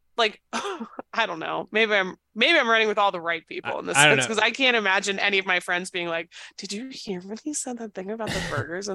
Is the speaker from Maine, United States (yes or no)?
yes; Maine, United States; I'm from Maine.